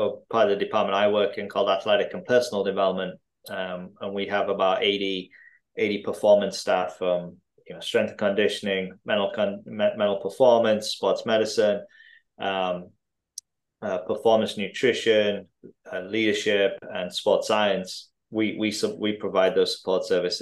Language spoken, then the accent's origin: English; Driffield, Yorkshire and the Humber, United Kingdom; moved away; also born or lived in Tanzania; I grew up between kind of Hull and York, out in a small town in East Yorkshire called Driffield